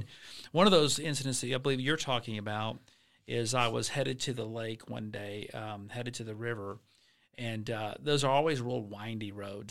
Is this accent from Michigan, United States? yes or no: no; Alabama, United States; now in Florida, United States; I'm from Alabama